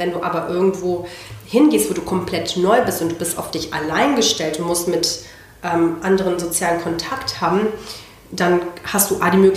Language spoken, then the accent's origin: German; Barcelona, Catalonia, Spain; born there; geboren bin ich in Barcelona. Ähm, meine beiden Großeltern sind nach Spanien emigriert, einer aus Indien und der andere aus ähm, Bolivien und haben beide äh, spanische Frauen geheiratet.